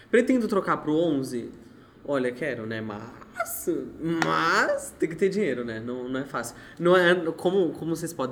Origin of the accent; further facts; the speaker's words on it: São Paulo, Brazil; moved away as an adult; now in Araraquara, Brazil; eu sou de São Paulo, tá?